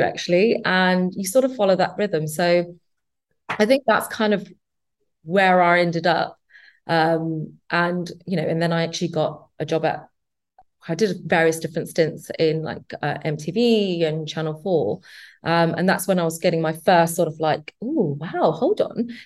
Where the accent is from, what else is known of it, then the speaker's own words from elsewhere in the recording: London, United Kingdom; I grew up in East London.